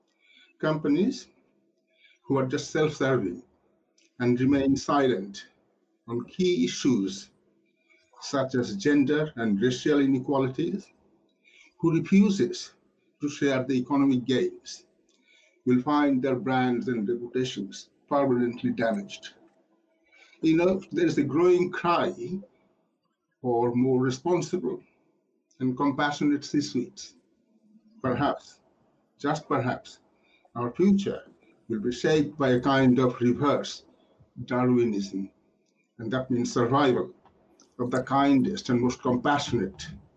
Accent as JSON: {"language": "English", "town": "Kolkata", "region": "West Bengal", "country": "India", "tie": "born or raised there", "also_born_or_lived": "Yorkshire, England", "moved": "yes", "lives_now": "United Kingdom", "said": "I was born in Calcutta, where Mother Teresa set up her first missionaries of charities"}